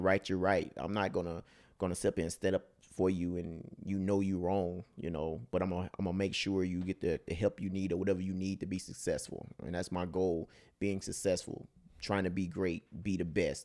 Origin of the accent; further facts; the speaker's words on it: Mississippi, United States; now in California, United States; I'm, I'm from, from Mississippi, country boy, all the way through and through.